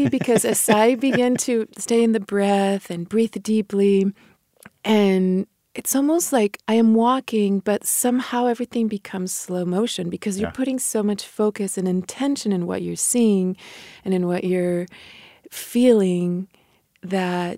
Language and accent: English; Mexico; born or raised there; first language Spanish; English is a second language; moved away